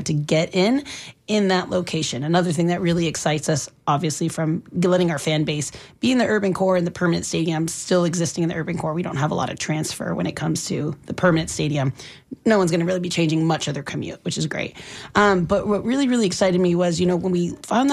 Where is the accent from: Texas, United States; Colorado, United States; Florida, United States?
Florida, United States; Sarasota; I'm from Sarasota, so I'm really getting to learn Tampa very well